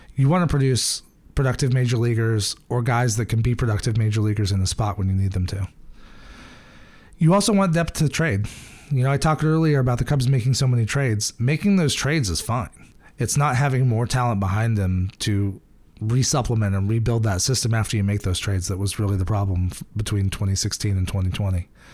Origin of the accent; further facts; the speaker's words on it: Iowa, United States; I grew up in Iowa